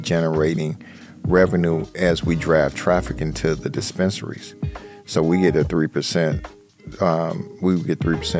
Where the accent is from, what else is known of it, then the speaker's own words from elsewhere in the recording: Chicago, Illinois, United States; We're from Chicago